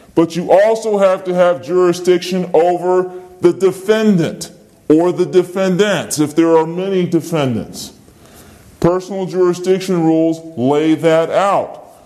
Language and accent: English; Virginia, United States; I'm from Virginia. Anyone who has a legal dispute with me can come to Virginia and sue me here because I'm a citizen of Virginia